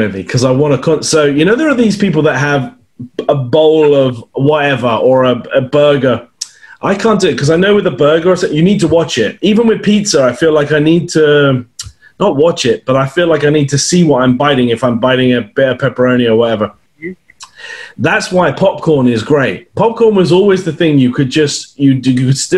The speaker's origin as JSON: {"language": "English", "country": "United Kingdom", "moved": "yes", "lives_now": "Canada", "said": "I'm not Canadian anyway. I'm British."}